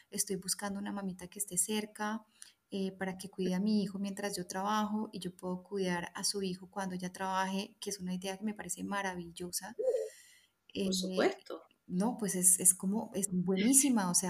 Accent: Colombia; moved away as an adult; nos vinimos desde Colombia con la idea clara de quedarnos. Y estamos en el camino migratorio en este momento.

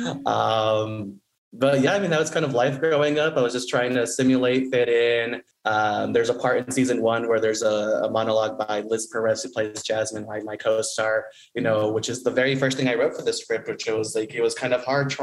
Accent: Denver, Colorado, United States; now in Los Angeles, United States; growing up in Denver, we were at first like the only brown family.

